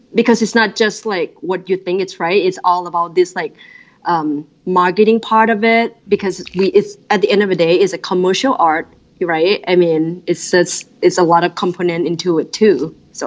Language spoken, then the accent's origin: English; Thailand; moved away as an adult; now in Minneapolis, United States; growing up in Thailand